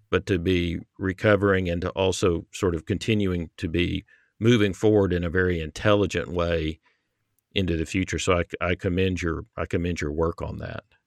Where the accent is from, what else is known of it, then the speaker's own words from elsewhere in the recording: American South, United States; growing up in the American South